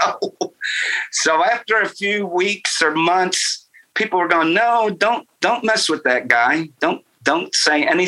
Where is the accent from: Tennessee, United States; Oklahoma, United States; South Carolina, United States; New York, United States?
New York, United States; Rochester; moved away as an adult; I'm from upstate New York. And if you're from upstate New York, which is right, Rochester's right underneath Lake Ontario. Mm-hmm. And it's countryside. We lived across from an orchard